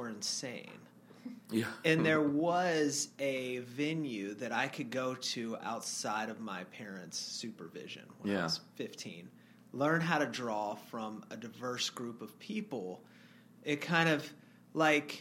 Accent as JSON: {"language": "English", "area": "the Bible Belt", "region": "the South", "country": "United States", "tie": "born or raised there", "moved": "yes", "lives_now": "New York City, United States", "said": "I was raised in the Bible Belt"}